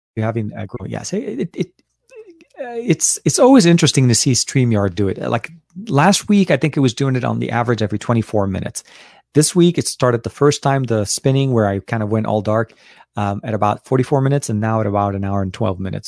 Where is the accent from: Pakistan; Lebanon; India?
Lebanon; now in United States; I was born and raised in Lebanon till before I came to the U S.